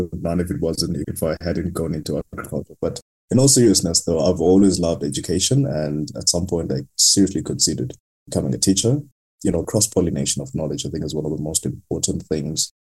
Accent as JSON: {"language": "English", "region": "Eastern Cape", "country": "South Africa", "tie": "born or raised there", "said": "I grew up in a very small village in a very rural town in the Eastern Cape called Kutumbo"}